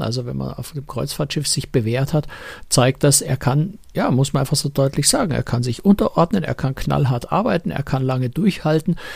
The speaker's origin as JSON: {"language": "German", "country": "Germany", "said": "wir als Deutsche"}